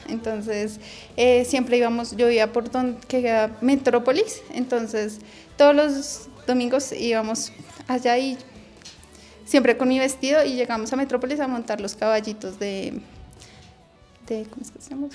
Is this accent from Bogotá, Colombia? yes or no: yes; Bogotá, Colombia; tengo 32 años, nací aquí en Bogotá